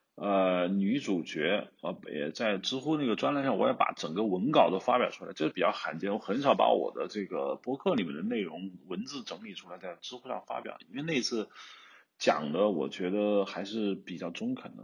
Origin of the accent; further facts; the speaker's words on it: Hubei, China; accent: Hubei dialect; 我们湖北方言